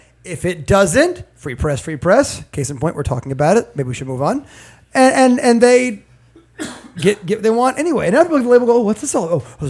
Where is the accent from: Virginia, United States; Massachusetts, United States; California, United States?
Virginia, United States; I'm from Virginia